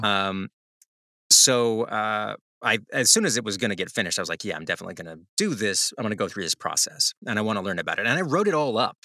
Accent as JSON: {"language": "English", "region": "the South", "country": "United States", "said": "I'm from the South, so when you drag something in the past sense f, tense for me, that's drug."}